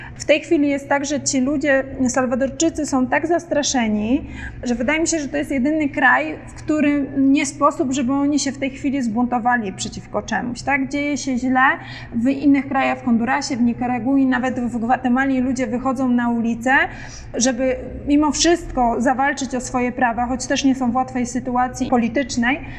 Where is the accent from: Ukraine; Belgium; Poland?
Poland; jestem Polką